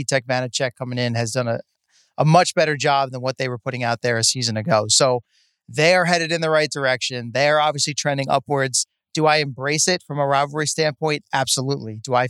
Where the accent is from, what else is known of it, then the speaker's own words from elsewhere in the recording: New Jersey, United States; growing up in Jersey